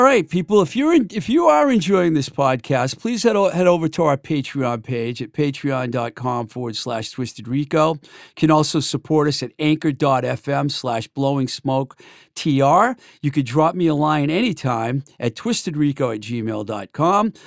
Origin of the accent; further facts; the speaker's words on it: Webster, Massachusetts, United States; I'm not from Leominster. I'm from Webster.